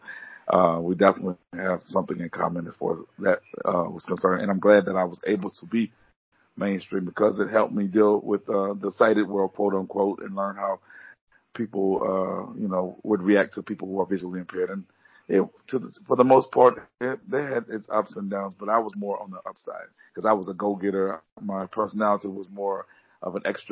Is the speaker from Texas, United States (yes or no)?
no; Baton Rouge, Louisiana, United States; I'm from Baton Rouge, Louisiana.